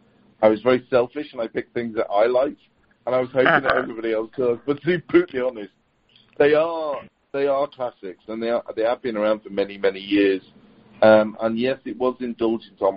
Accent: Liverpool, Wirral, North West England, United Kingdom; I'm in the northwest of the UK, so Liverpool, Wirral, that area

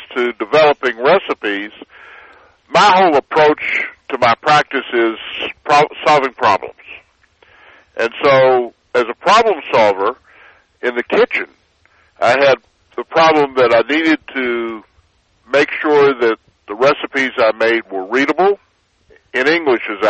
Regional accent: Atlanta, Georgia, United States; also born or lived in Washington, D.C.; now in Texas, United States; Originally, I grew up in Atlanta.

